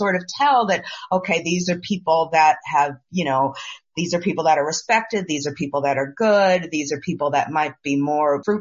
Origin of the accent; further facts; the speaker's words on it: New York, United States; I'm a New Yorker